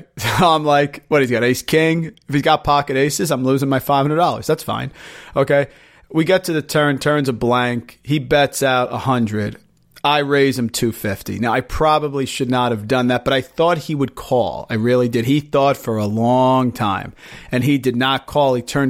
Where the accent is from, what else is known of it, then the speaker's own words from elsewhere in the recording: New Jersey, United States; I'm from Jersey